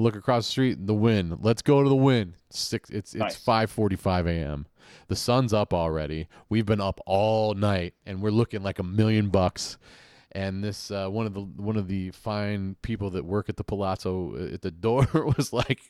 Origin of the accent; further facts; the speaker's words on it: Bronx, New York, United States; Come on. I'm from the Bronx.